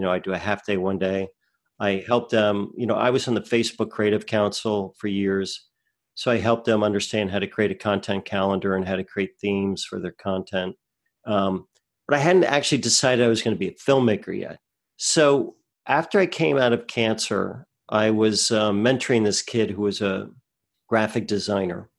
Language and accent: English; New Jersey, United States; I grew up in New Jersey